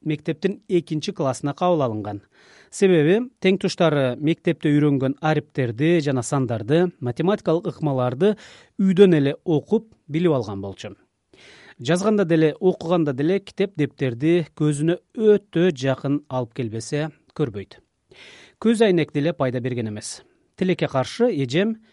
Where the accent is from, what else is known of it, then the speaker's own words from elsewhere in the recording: Nooken District, Jalal-Abad Region, Kyrgyzstan; биз жалал абадтын ноокен районундагы чеке кыштактардын биринде чоңойдук